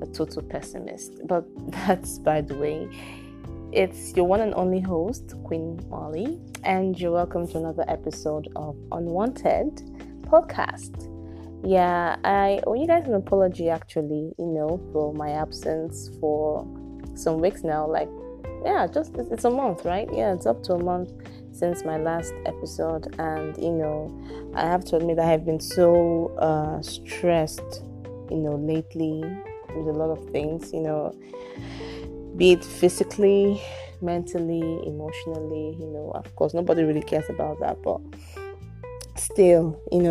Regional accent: Nigeria; I can't even come out and proudly say that I'm Nigerian

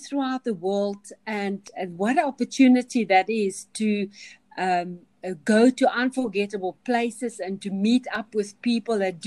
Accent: Kalahari, banks of the Orange River, Northern Cape, South Africa; I grew up in the Kalahari

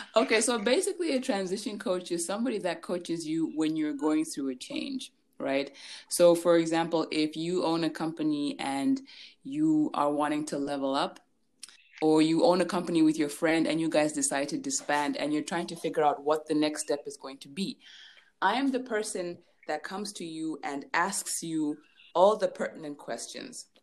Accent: Lusaka, Lusaka Province, Zambia; So I was born and raised in Lusaka, Zambia.

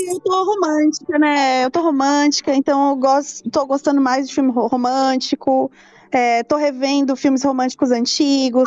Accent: Brazil; como bom brasileiro

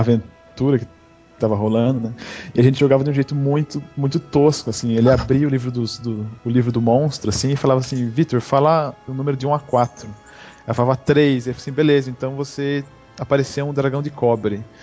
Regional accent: São Paulo, Brazil; sou de São Paulo.

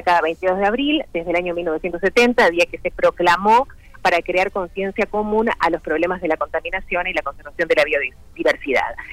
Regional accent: Montevideo, Uruguay; yo vivía en Montevideo, soy de Montevideo

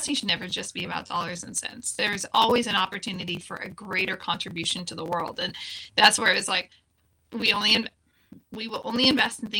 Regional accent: California outside Silicon Valley, United States; I grew up in California outside Silicon Valley

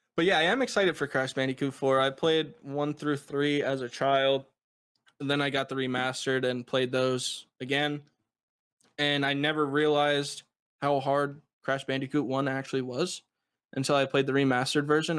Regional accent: United States; I'm from the United States

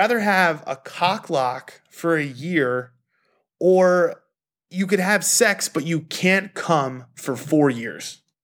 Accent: New York, United States; growing up in New York

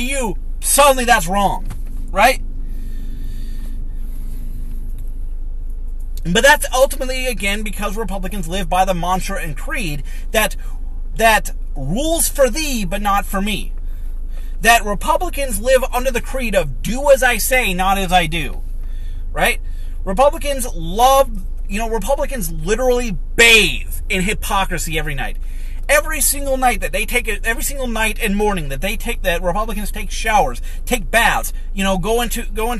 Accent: United States; I'm an American.

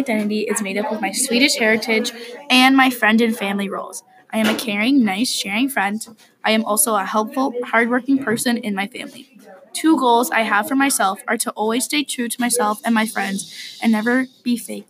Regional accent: Wisconsin, United States; now in New Brighton, United States; I am from Wisconsin, but I live in New Brighton, Minnesota at the moment.

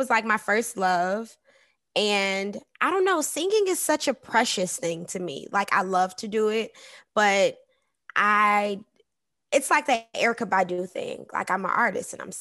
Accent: Detroit, Michigan, United States; moved away as an adult; also born or lived in Hollywood; now in Los Angeles, United States; I was raised in Detroit, Michigan. So I'm from the D.

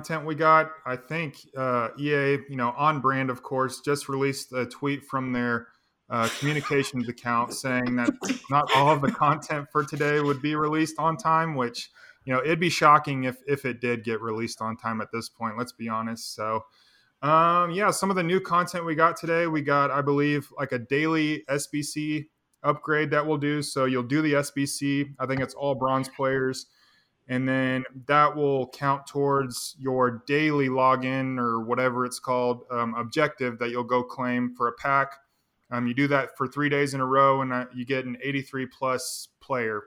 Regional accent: Wichita, Kansas, United States; my local news in Wichita, Kansas

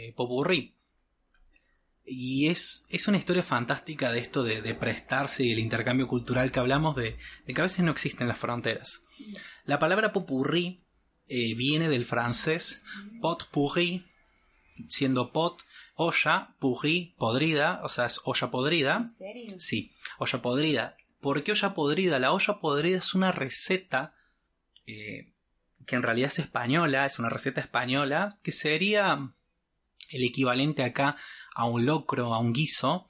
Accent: Córdoba, Argentina; accent: Cordobés; mi mamá es entrerriana, mi papá es correntino, yo hablo como cordobés

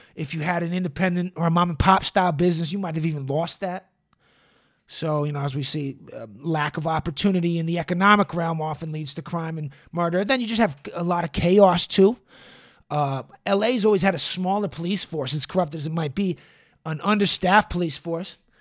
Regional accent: Boston, Massachusetts, United States; now in Los Angeles, United States; I come from Boston, which everyone says is a very segregated city

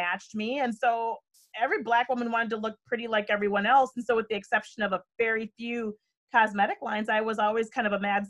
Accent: St. Paul, Minnesota, United States; I'm born and raised in St. Paul

